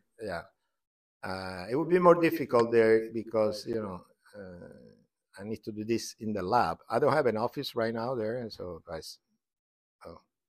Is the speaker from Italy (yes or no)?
yes; Florence, Tuscany, Italy; now in United States; I'm from Italy, from Florence.